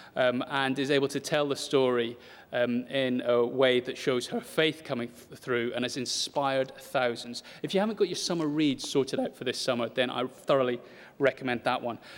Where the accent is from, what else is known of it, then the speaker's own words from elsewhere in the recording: United Kingdom; if we're British